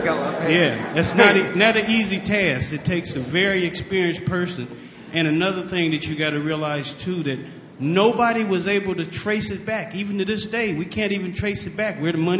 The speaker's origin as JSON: {"language": "English", "country": "United States", "said": "I'm American"}